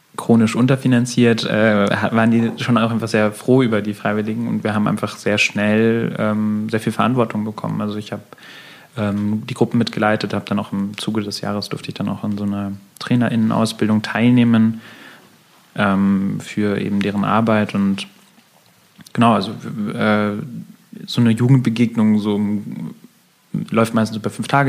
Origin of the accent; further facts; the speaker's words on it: Munich, Bavaria, Germany; als äh, Münchner